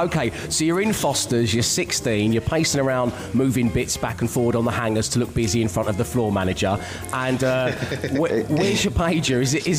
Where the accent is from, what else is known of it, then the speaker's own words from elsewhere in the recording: London, United Kingdom; my style inspiration as a 12-year-old boy growing up in South London was Al from Quantum Leap